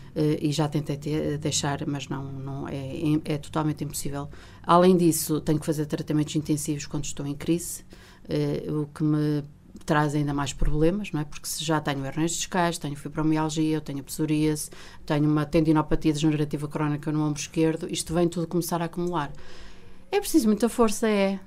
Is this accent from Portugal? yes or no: yes; Vila Real, Norte, Portugal; also born or lived in Coimbra; eu saí de Vila Real a, ah, aos 18 ah, anos para, para ingressar no curso de Direito na Faculdade de Direito da Universidade de Coimbra